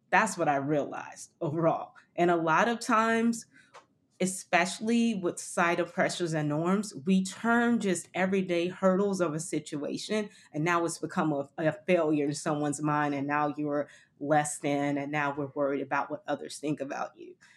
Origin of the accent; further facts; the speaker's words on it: Miami, Florida, United States; moved away as an adult; also born or lived in London; I grew up in Miami